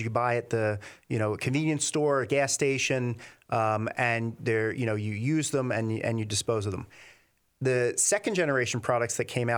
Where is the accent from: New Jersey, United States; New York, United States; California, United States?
New Jersey, United States; also born or lived in Philadelphia, United States; So I'm originally from Philadelphia, but grew up and spent most of my life here in New Jersey.